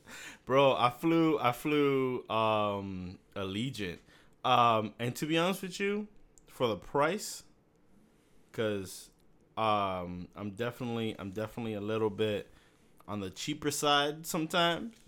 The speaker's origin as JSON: {"language": "English", "town": "Miami", "region": "Florida", "country": "United States", "tie": "born or raised there", "also_born_or_lived": "Massachusetts", "said": "I was born in Miami"}